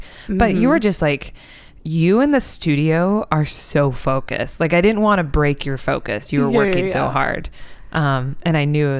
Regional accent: Iowa, United States; my dear, sweet friend Lexi, who I grew up in Iowa

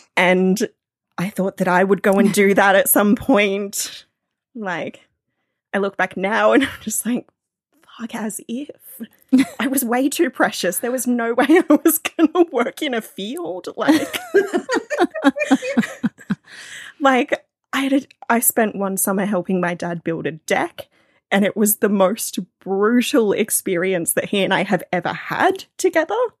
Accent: near the Royal National Park, New South Wales, Australia; I live I live near the Royal National Park, so it's it's bushland that's right next to the ocean

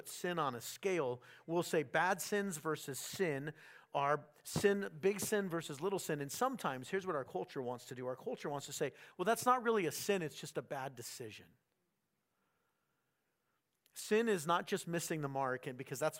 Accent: San Diego, California, United States; I grew up in San Diego

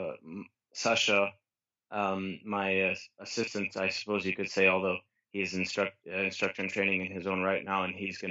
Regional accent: Geneva, Switzerland; I grew up most of my life in Geneva, Switzerland, although I come from quite an international background.

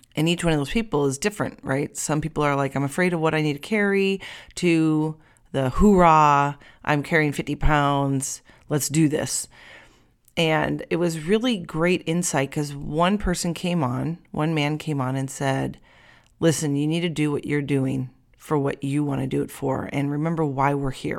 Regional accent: United States; I'm American

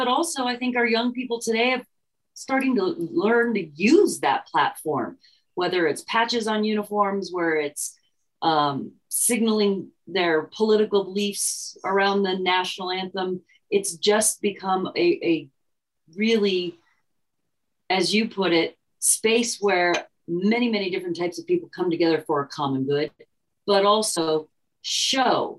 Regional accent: Bay Area, California, United States; moved away as an adult; also born or lived in Amherst, Massachusetts; I'm from the Bay Area, California. So I went to a very diverse high school

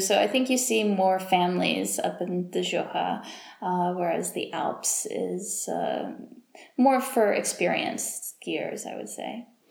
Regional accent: Mobile, Alabama, United States; moved away as an adult; now in Geneva, Switzerland; my hometown of Mobile, Alabama

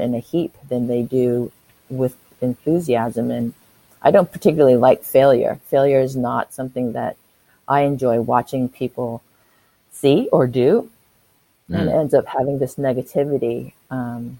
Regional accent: San Francisco, California, United States; moved away as an adult; now in Auckland, New Zealand; I live in Auckland, New Zealand. I'm an expat from San Francisco, California

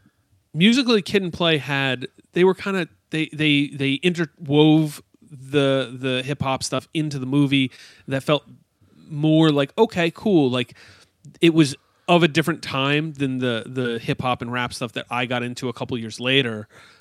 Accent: Canada; hey, we're Canadians, and like, yeah, we're going to dress up like we're from Chicago.

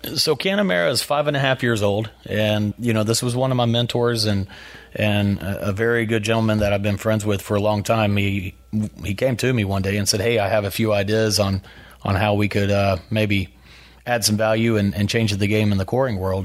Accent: Brownwood, Texas, United States; born or raised there

